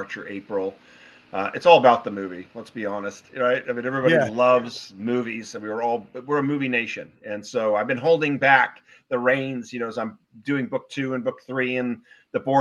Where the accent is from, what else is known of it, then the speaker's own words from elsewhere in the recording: Newport Beach, California, United States; moved away as an adult; also born or lived in Wellesley, Massachusetts; I'm actually originally from Newport Beach, California